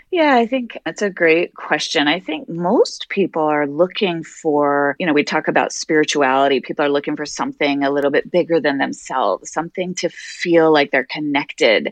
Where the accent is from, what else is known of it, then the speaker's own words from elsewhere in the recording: Wyoming, United States; now in Boston, United States; I'm originally from Wyoming.